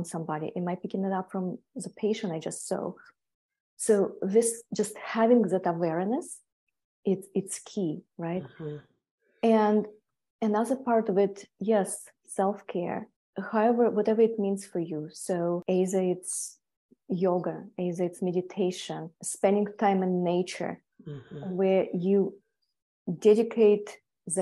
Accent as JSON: {"language": "English", "area": "Siberia", "region": "Tuva", "country": "Russia", "tie": "born or raised there", "also_born_or_lived": "Europe / Hawaii", "moved": "as an adult", "lives_now": "United States", "said": "I was born in a little town near border with Mongolia. It's a little republic called Tuva"}